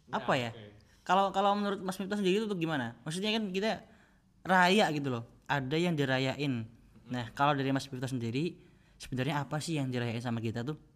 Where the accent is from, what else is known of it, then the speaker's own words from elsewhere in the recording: Cilacap, Central Java, Indonesia; sebelahnya Cilacap.